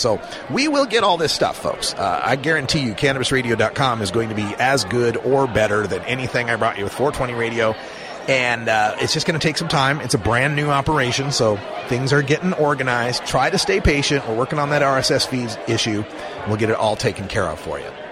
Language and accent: English; Idaho, United States; now in Oregon, United States; my home state of Idaho, where I was originally born